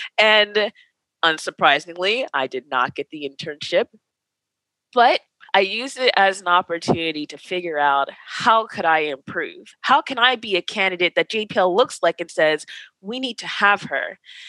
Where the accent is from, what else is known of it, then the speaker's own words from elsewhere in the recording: East Coast, United States; I'm from the East Coast.